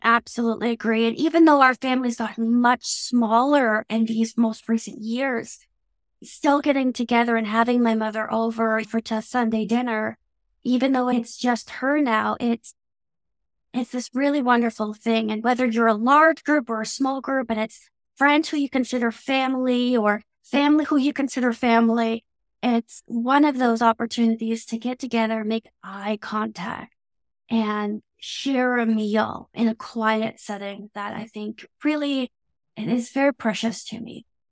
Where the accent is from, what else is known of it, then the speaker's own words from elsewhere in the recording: Canada; accent: Canadian English; my very Canadian English accent